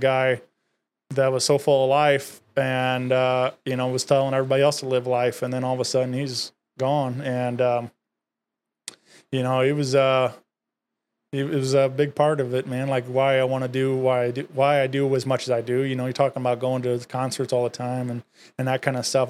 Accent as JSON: {"language": "English", "town": "Wentzville", "region": "Missouri", "country": "United States", "tie": "born or raised there", "said": "I grew up in Wentzville, been there all my life"}